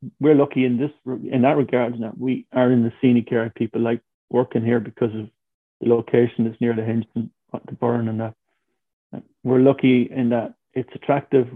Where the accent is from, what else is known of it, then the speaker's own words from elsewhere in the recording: Tipperary, Munster, Ireland; now in County Clare, Ireland; I'm from Tip, from a place called Banta, which is between Tipperary and Care